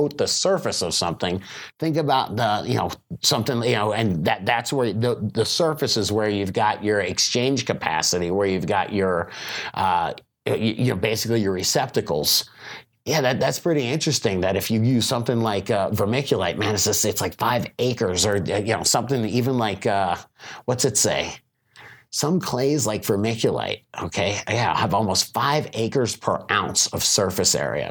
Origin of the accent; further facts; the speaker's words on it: Florida, United States; I'm from Florida